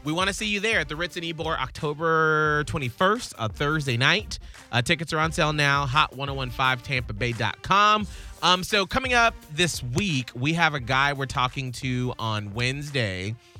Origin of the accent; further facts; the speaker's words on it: the South, United States; as a Southerner